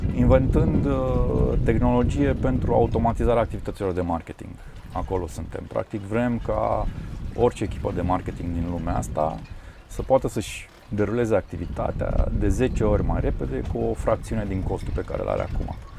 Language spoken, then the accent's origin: Romanian; Transylvania, Romania; n-am copilărit de fapt în Constanța, am copilărit în uh, Ardeal